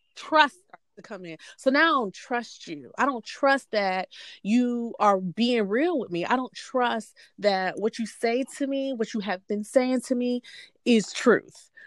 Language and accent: English; Hampton, Virginia, United States; now in Atlanta, United States; I am originally from Hampton, Virginia, but currently I live in the Atlanta metro area